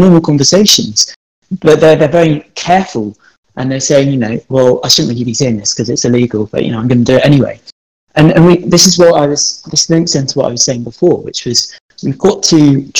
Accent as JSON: {"language": "English", "country": "United Kingdom", "said": "we're the British people, we're the British nation."}